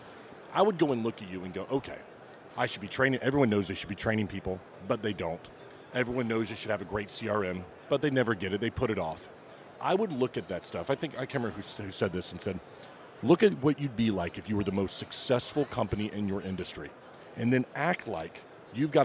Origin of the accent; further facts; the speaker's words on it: Florida, United States; I'm from the Florida area